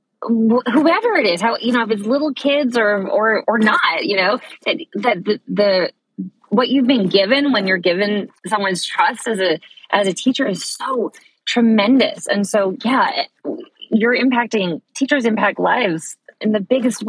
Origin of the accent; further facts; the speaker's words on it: Boston, Massachusetts, United States; I'm from the Boston area. So I grew up going to NEC Prep, which is a really great pre-college program here at New England Conservatory